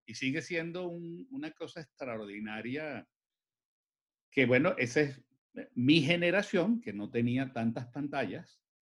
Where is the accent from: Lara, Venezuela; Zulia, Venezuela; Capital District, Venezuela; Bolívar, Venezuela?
Capital District, Venezuela; Caracas; yo soy un caraqueño que creció en Caracas, que vivió y creció en Caracas.